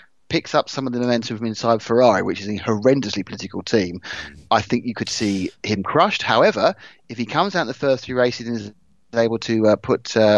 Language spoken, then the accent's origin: English; United Kingdom; us being British.